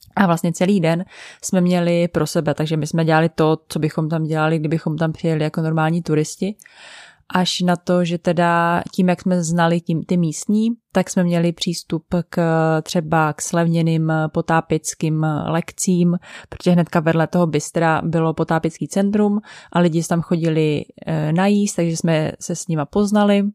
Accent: Czechia

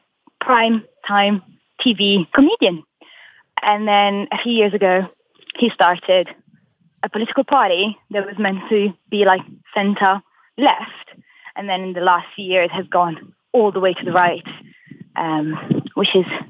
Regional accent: Italy; also born or lived in Ireland / Morocco (ancestry); now in London, United Kingdom; after growing up in Italy

